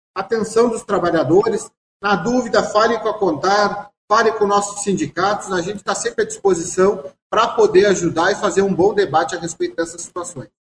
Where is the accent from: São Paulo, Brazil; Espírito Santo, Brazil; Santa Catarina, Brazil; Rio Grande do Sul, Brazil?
Rio Grande do Sul, Brazil; lá do meu estado do Rio Grande do Sul